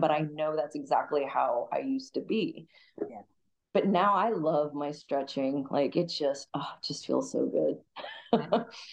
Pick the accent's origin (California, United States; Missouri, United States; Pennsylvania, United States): Missouri, United States; Kansas City; moved away as an adult; now in San Diego, United States; I grew up in Kansas City back in 99. I grew up dancing